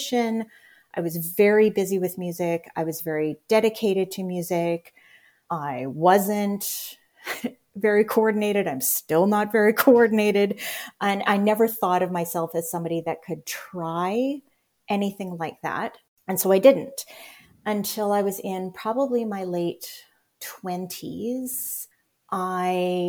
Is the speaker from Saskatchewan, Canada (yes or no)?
no; Winnipeg area, Manitoba, Canada; I grew up in St. Patel, which is, I actually looked it up today. The house that I grew up in was about 5 miles, 8K from downtown.